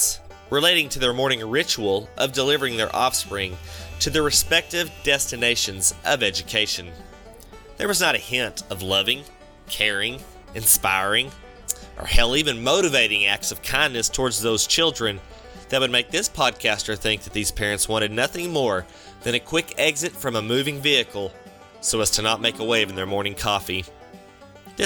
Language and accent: English; Texas, United States; I'm from Texas